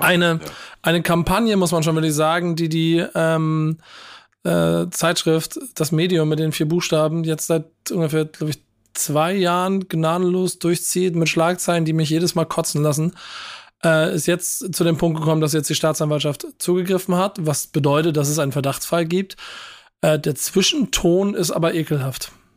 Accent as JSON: {"language": "German", "region": "Hamburg", "country": "Germany", "said": "hier als Hamburger"}